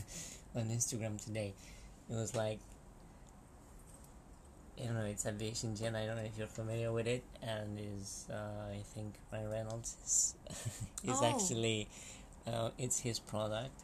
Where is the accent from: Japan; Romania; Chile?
Romania; moved away as an adult; now in London, United Kingdom